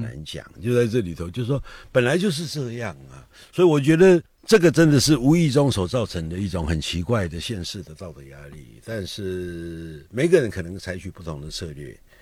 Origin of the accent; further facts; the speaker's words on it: Taiwan; 我们台湾话叫“惊”